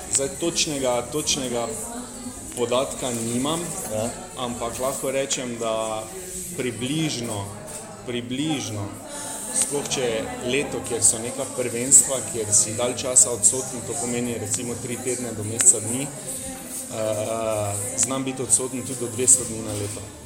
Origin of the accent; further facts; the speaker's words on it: Maribor, Drava, Slovenia; kot Mariborčan